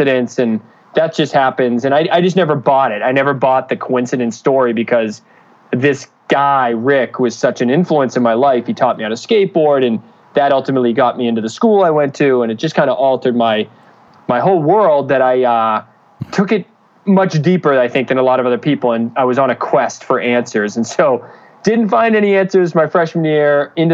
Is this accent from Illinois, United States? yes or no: no; Danvers, Massachusetts, United States; also born or lived in Boston, Massachusetts; I'm originally from Boston, Massachusetts, actually Danvers, which is north of the city